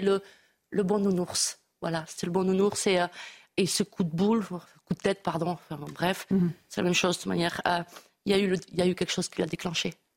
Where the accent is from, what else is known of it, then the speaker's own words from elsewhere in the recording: Bayonne, Nouvelle-Aquitaine, France; chez nous à Bayonne